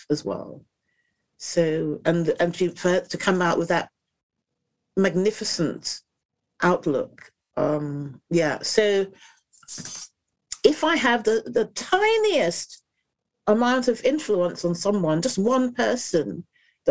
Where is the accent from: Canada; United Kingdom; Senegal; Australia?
United Kingdom; England; we were in England. We weren't in Dominica